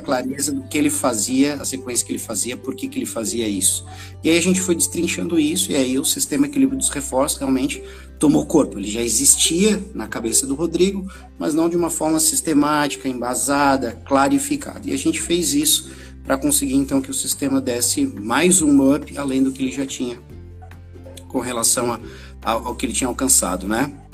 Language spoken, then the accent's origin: Portuguese; Florianópolis, Santa Catarina, Brazil; Eu sou aqui de Florianópolis, Santa Catarina, nascido e criado aqui